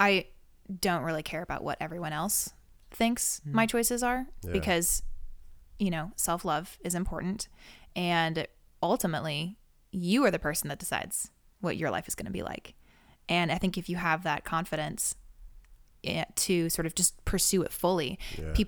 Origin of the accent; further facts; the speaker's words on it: Seattle, Washington, United States; now in Los Angeles, United States; No, I'm from Seattle.